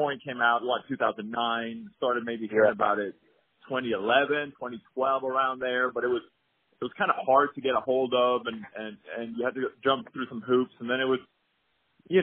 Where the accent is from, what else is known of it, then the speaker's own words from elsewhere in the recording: Sweden; I'm born and raised in Sweden, grew up there